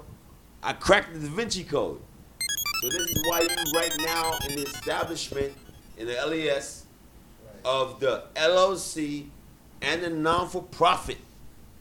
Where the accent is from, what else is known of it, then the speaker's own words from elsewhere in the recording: New York City, New York, United States; I grew up in Brooklyn